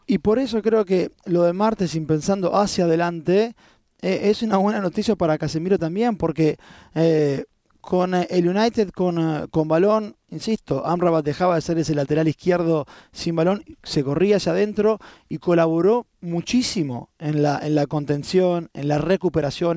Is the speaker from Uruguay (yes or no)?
no; Argentina; como argentino